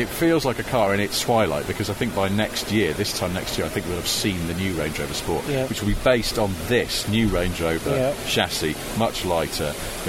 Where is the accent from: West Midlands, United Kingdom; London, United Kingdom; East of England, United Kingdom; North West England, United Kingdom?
North West England, United Kingdom; Cheshire; I'm from Cheshire.